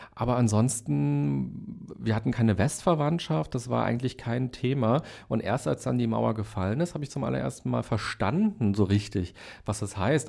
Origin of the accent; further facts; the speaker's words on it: Berlin, Germany; also born or lived in Hellersdorf, Berlin; Ich bin in Weißensee aufgewachsen